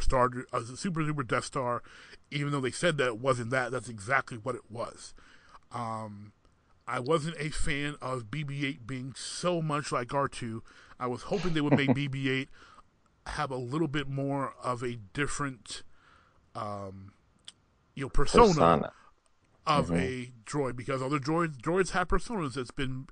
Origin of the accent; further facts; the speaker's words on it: Michigan, United States; I'm from Michigan.